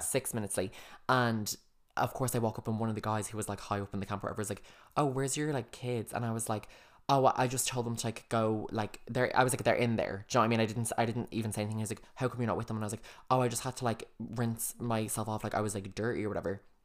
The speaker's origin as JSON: {"language": "English", "country": "Ireland", "said": "we just recognised other Irish people straight away"}